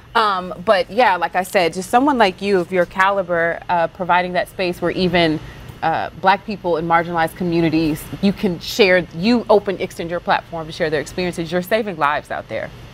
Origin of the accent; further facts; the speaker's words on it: Texas, United States; I'm from Texas